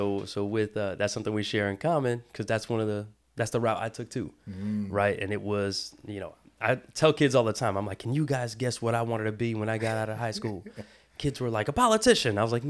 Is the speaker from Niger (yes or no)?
no; Brazil; They do know I'm from Brazil. I say it all the time.